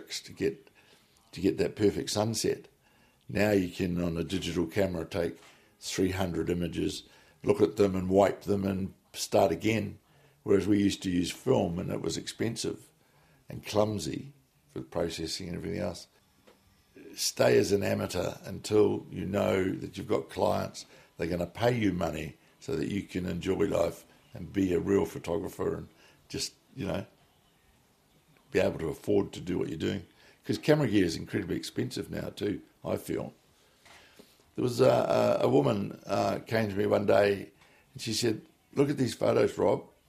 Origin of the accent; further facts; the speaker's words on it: New Plymouth, Taranaki, New Zealand; moved away as an adult; I was away from New Plymouth 32 years, and I came back to New Plymouth